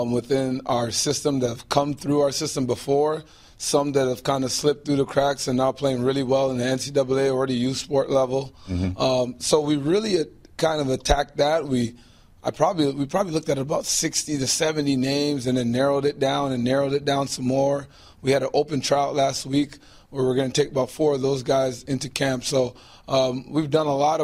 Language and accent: English; Toronto, Ontario, Canada; I grew up here in Toronto as a Canadian